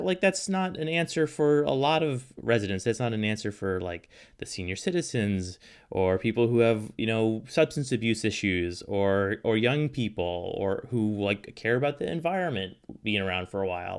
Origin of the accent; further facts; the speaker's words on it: Portland, Oregon, United States; now in Juneau, United States; I grew up in Southwest Portland